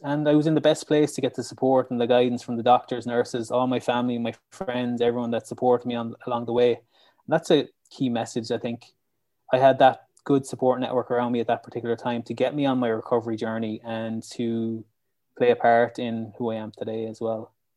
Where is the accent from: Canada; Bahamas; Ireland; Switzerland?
Ireland; Lissycasey, Munster; I'm from County Clare and I live in Lissy Casey.